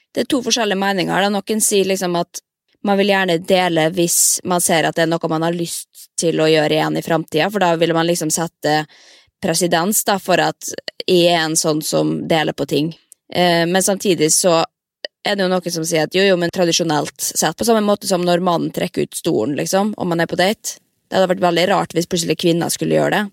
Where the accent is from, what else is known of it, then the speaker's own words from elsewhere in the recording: Molde, Møre og Romsdal, Norway; moved away; når jeg er hjemme i Molde, da er jeg jo inne i klesskapet og tar på meg de gamle kjolene jeg brukte på videregående